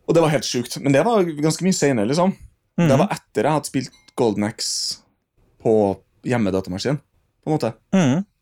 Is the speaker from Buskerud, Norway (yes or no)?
no; Trondheim, Trøndelag, Norway; also born or lived in Melhus; jeg vokste, vokst opp i Trondheim.